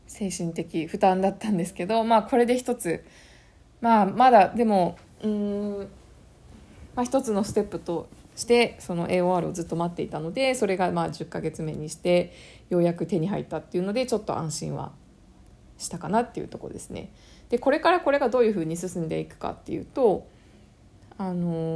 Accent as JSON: {"language": "Japanese", "country": "Japan", "moved": "yes", "lives_now": "Canada", "said": "日本の自分の母国の市民権"}